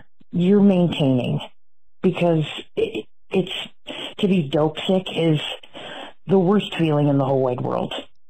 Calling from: California, United States; I'm calling from California

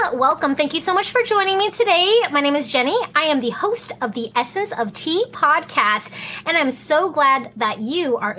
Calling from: Fairbanks, Alaska, United States; I am actually streaming from Fairbanks, Alaska

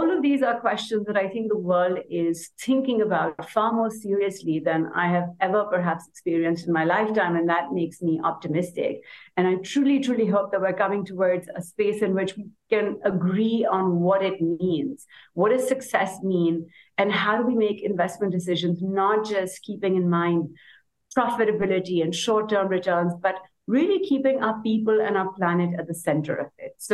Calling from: Pakistan; As you mentioned, I'm joining from Pakistan, a country that I guess some of you may have heard of in the context of the floods we had last year.

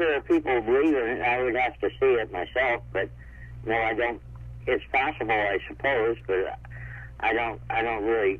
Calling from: Phoenix, Arizona, United States; Phoenix, Arizona.

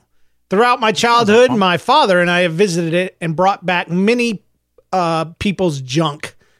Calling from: North Carolina, United States; I'm a listener from North Carolina, and I'm very pumped that y'all are back.

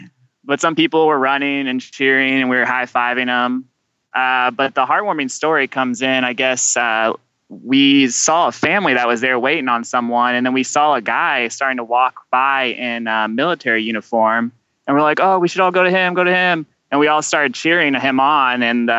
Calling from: Dayton, Ohio, United States; I'm calling you guys from Dayton, Ohio.

